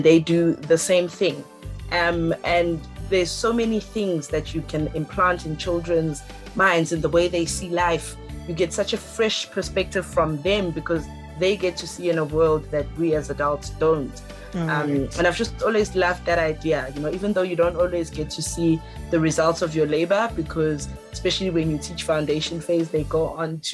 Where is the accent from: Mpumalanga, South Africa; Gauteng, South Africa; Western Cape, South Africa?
Gauteng, South Africa; Alberton; I am from Alberton, which is in the East Rand. A small little a dorpie